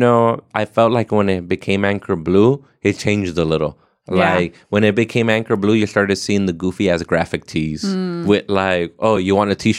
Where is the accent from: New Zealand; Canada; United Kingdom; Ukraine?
Canada; Ontario; I'm from Ontario, yeah.